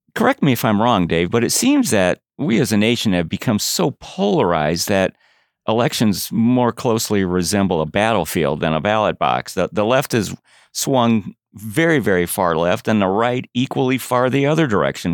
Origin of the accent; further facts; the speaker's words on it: Chicago, Illinois, United States; growing up in Chicago